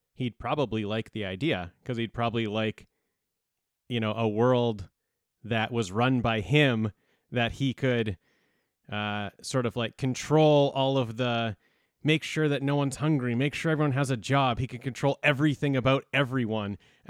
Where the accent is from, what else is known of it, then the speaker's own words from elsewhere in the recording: Canada; Yeah, we're just like we're the little brothers to the States.